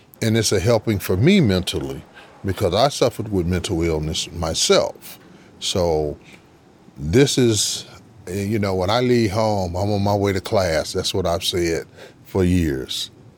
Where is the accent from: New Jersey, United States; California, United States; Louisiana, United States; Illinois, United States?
Illinois, United States; Chicago; moved away as an adult; now in Georgia, United States; Actually, I'm from Chicago. I've been in Georgia for 26 years now.